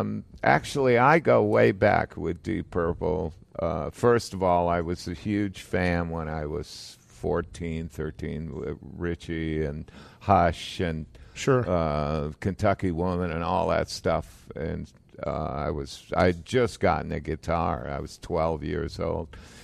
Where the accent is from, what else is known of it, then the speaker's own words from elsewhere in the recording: Toronto, Ontario, Canada; moved away as an adult; also born or lived in England; now in Florida, United States; I was born in Toronto.